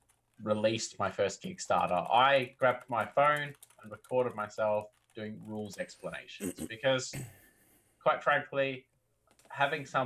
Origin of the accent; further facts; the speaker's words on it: Australia; accent: Aussie; I was already born in country Australia, so I can't help but have a little bit of an accent.